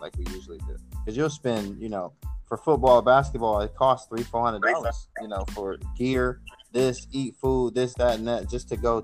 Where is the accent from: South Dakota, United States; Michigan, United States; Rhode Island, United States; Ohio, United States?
Michigan, United States; Detroit; I'm from Detroit, Michigan